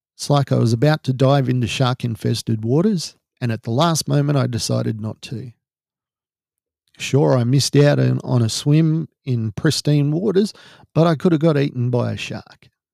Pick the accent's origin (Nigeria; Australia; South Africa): Australia; we're Australian